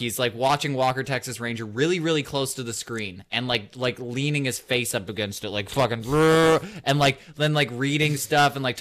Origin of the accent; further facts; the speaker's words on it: Canada; we're Canadian